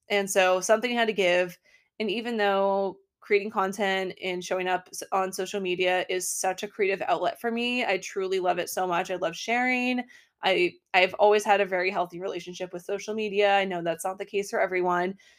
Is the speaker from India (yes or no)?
no; Portland, Maine, United States; also born or lived in Brookline, Massachusetts; now in Boston, United States; I grew up in Portland, Maine